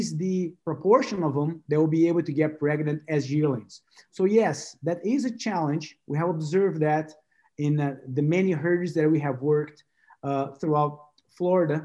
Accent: Brazil; moved away as an adult; also born or lived in São Paulo, Brazil / Michigan, United States; now in Gainesville, United States; I went back to Brazil

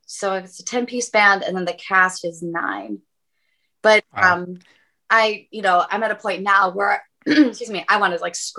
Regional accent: about 45 minutes from Buffalo, New York, United States; moved away; which is like 45 minutes from my hometown.

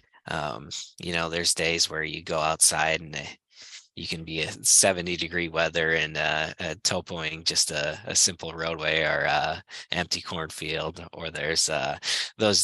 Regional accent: Iowa, United States; moved away; I was originally from Iowa. Grew up in a small town with 200 people.

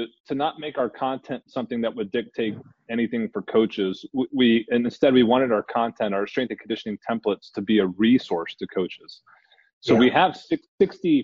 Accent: Tennessee, United States; Tennessee's my home state

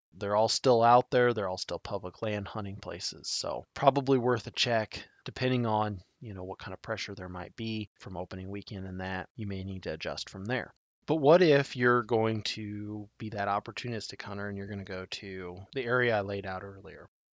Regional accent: Tri Cities area, south central Nebraska, United States; I grew up in the south central part of the state particularly in the area called the Tri Cities area. The Tri Cities are Grand Island, Hastings, and Kearney

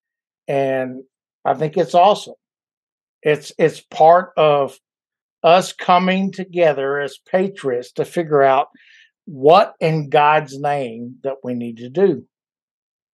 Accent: Louisiana, United States; moved away as an adult; my whole life I was in the South, Louisiana, and until I joined the Marine Corps, that took me out of the South

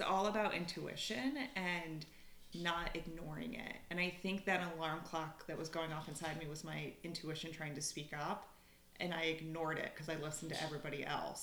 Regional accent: upstate New York, United States; moved away as an adult; also born or lived in Philadelphia, Pennsylvania; now in Conshohocken, United States; Originally, I'm from upstate New York, but I went to college here in Philly, and now I live in Conshohocken with my husband and pup

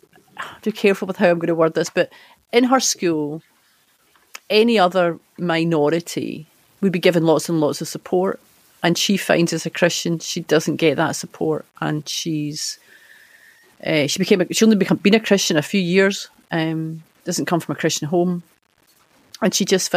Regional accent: Scotland, United Kingdom; And I'm just left wondering where we go as a Scottish culture so that you can actually say to your friend, you know, I follow Jesus and this is why

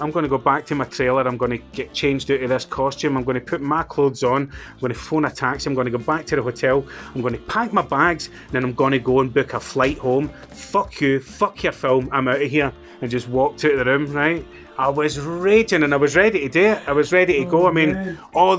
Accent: Scotland, United Kingdom; where are you from? And I'd be like, Scotland

